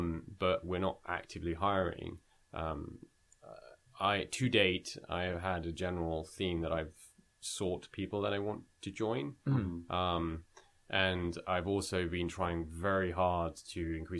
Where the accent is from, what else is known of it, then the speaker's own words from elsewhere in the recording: United Kingdom; now in Canada; I'm a British Indian, moved to Canada.